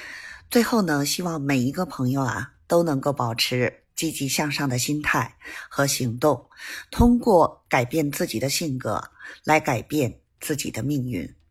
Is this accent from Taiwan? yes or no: no; Beijing, China; ，咱们下期节目再